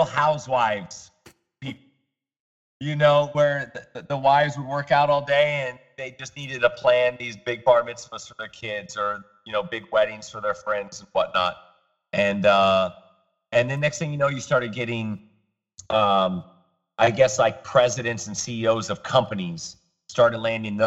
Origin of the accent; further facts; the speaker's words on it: Kearney, Missouri, United States; now in South Florida, United States; I grew up in Kearney, Missouri